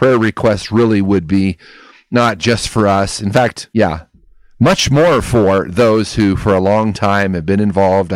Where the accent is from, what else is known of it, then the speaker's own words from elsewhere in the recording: United States; as a American